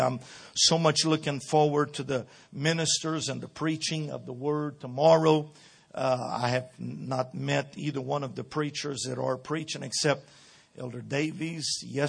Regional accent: Brazil; This is a different culture, a different, everything is so different. Being born and raised in Brazil, it's a lot different.

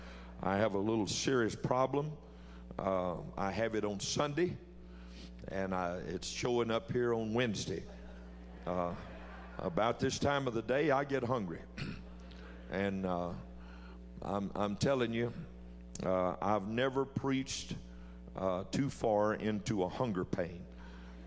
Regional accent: Jena, Louisiana, United States; I am from Gina, Louisiana. I was born and raised in Gina, actually 10 miles out in the country

